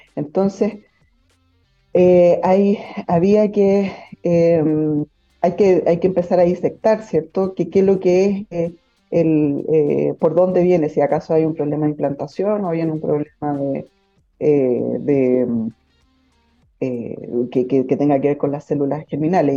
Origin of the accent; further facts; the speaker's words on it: Santiago, Santiago Metropolitan Region, Chile; moved away as an adult; also born or lived in Valparaíso; yo soy de Santiago